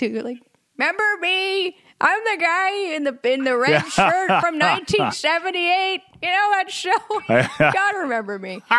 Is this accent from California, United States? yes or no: yes; California, United States; also born or lived in New Jersey / Maui, Hawaii / Los Angeles / London; Yeah, I born in New Jersey and then moved to California. I was raised in Northern California, a little bit north of San Francisco, and then in between there in Maui.